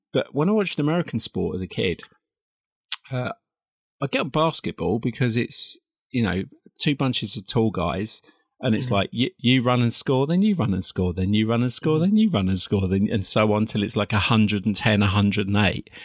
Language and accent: English; Perivale, London, United Kingdom; I was born in a little town called Perivale in 1965, way way back